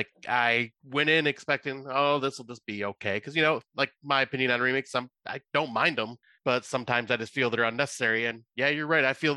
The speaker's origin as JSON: {"language": "English", "country": "United States", "said": "being an American"}